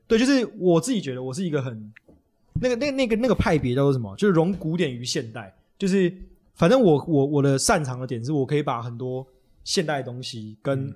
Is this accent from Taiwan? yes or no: yes; Taipei, Taiwan; born or raised there; also born or lived in Beitou